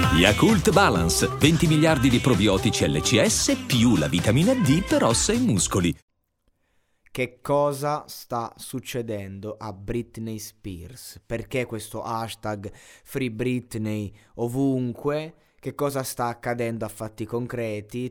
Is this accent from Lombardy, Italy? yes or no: no; Abruzzo, Italy; coccia è molto abruzzese, sono abruzzese